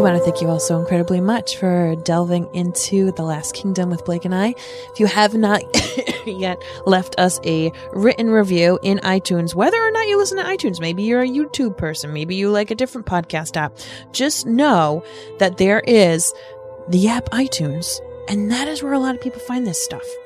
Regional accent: Rhode Island, United States; I'm from Rhode Island, one of the original thirteen

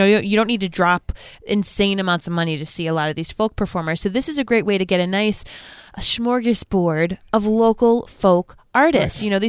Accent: Providence, Rhode Island, United States; I'm from Providence

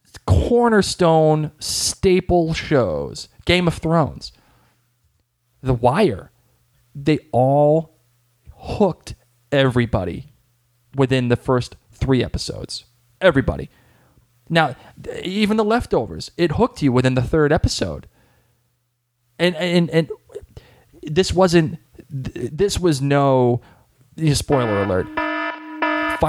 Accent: Boston, Massachusetts, United States; accent: Boston; my Boston accent

